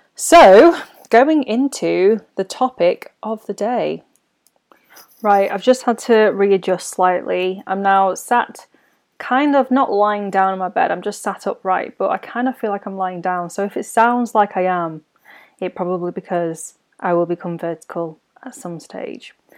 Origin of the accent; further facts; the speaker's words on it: United Kingdom; a twenty-something millennial learning about life as a British-born Chinese